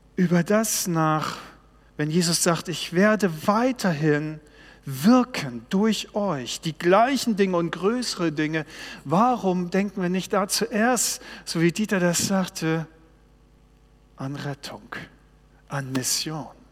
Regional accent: Baltic Sea coast, Germany; Ich bin an der Ostsee groß geworden

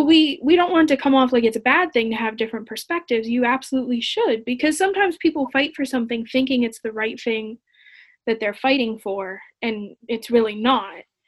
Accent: New Wilmington, Pennsylvania, United States; I'm from New Wilmington

